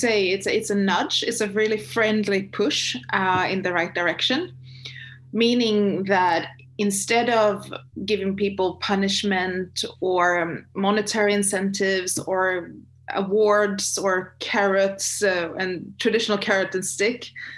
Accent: Sweden; also born or lived in China; I'm from Sweden and Northern Europe.

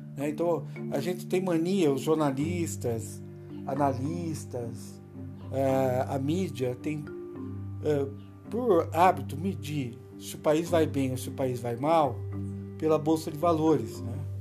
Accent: Brazil; Nós somos brasileiros

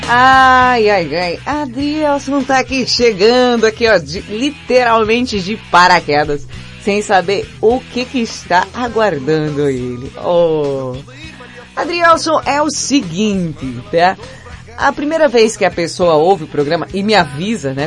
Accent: Felipe Guerra, Rio Grande do Norte, Brazil; eu nasci em Felipe Guerra

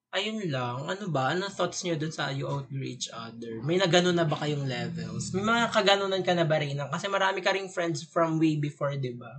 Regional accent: Bicol Region, Philippines; moved away; from hometown ko sa Bicol

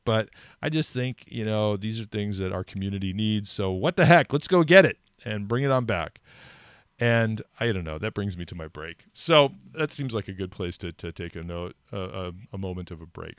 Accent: California, United States; moved away as an adult; now in New Hampshire, United States; I grew up in California

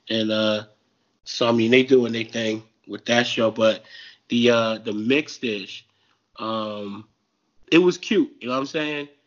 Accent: New Jersey, United States; I'm from Jersey.

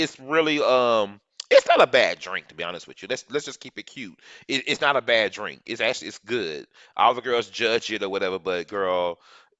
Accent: Dallas, Texas, United States; I'm from Dallas, Texas

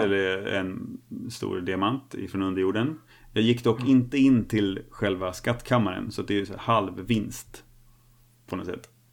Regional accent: Snavlunda, Örebro County, Sweden; moved away; byn där jag är uppvuxen

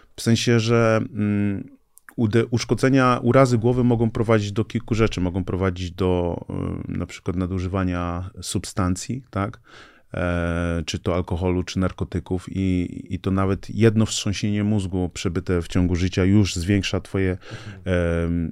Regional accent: Gdańsk, Pomeranian Voivodeship, Poland; pochodzę z Nigerii, tutaj się urodziłem, tutaj się wychowałem

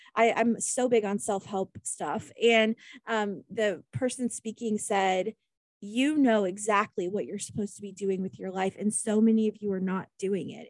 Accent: Kansas, United States; I'm from Kansas

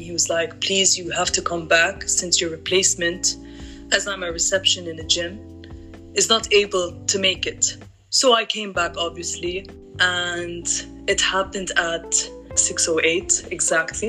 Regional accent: Lebanon; moved away; growing up in Lebanon was a very nice childhood

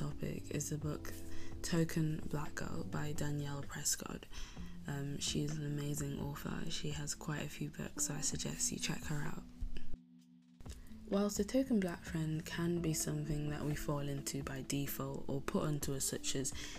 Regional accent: Spain; I grew up in Spain in a coastal town, quite rural

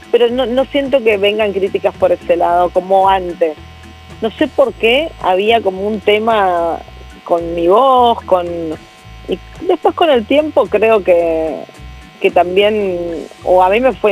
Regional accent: northern Argentina, Argentina; now in Buenos Aires, Argentina; yo hablo de una manera diferente, tengo tonada, vengo del norte, lógicamente cada vez mi tonada se va pareciendo más a la tonada de Buenos Aires, pero sin embargo sigue siendo distinta

